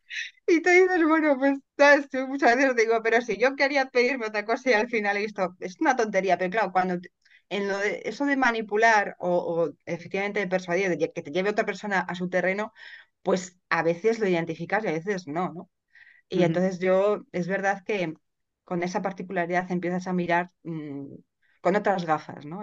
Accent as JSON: {"language": "Spanish", "town": "Madrid", "region": "Community of Madrid", "country": "Spain", "said": "yo soy de Madrid y resido en Madrid"}